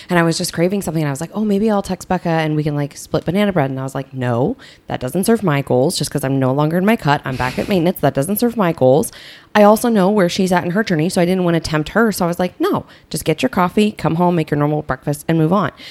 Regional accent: Southern Illinois, United States; I grew up in Southern Illinois

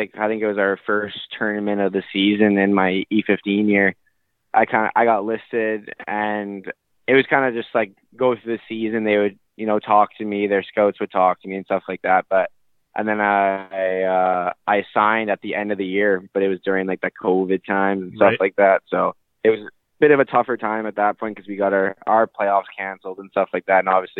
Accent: Burnaby, British Columbia, Canada; Yeah, I grew up in Burnaby, BC.

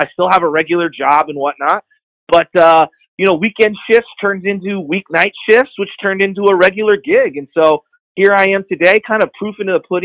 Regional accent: San Francisco, California, United States; I grew up in San Francisco, a stone's throw away from Candlestick, out in the Excelsior, just near Geneva and Mission

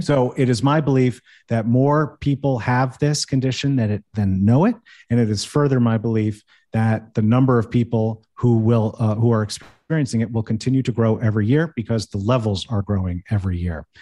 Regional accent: United States; moved away; also born or lived in Manhattan, New York City; I grew up right outside New York City. I lived in New York City, in Manhattan for seven years

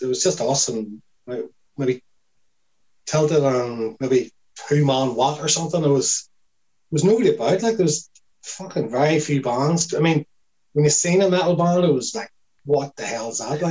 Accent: Lurgan, Northern Ireland, United Kingdom

